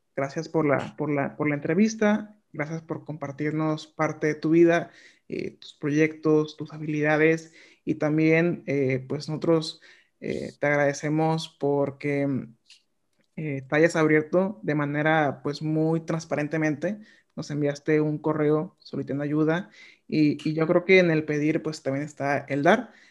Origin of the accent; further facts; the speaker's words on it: Mexico; nosotros como mexicanos